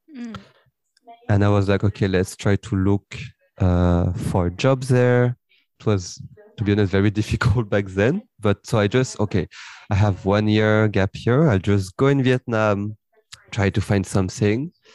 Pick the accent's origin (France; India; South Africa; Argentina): France; Paris, Île-de-France; I was born and raised uh, in France, and I grew up in Paris